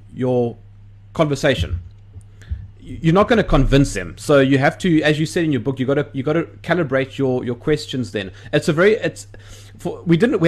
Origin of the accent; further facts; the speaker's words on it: South Africa; I'm South African, and as you probably well aware, my country has a history of racial tension and conflict